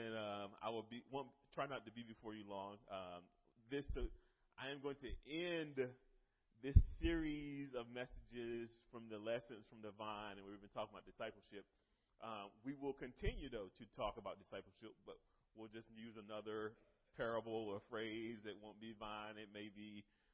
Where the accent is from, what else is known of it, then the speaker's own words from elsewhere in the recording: North Carolina, United States; moved away; I'm from North Carolina originally